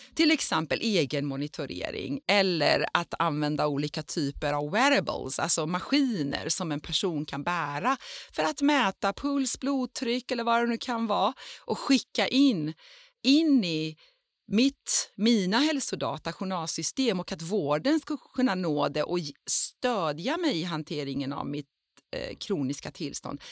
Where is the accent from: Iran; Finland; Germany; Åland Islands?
Iran; now in Sweden; jag som är född i Iran och bor i Sverige